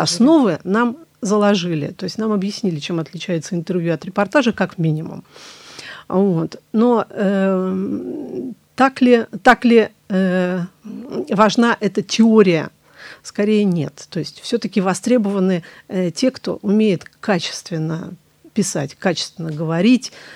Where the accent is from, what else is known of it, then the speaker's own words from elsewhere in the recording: Staraya Russa, Novgorod Oblast, Russia; moved away as an adult; now in Saint Petersburg, Russia; Вернулась в родной город, Старая Руса, город Достоевского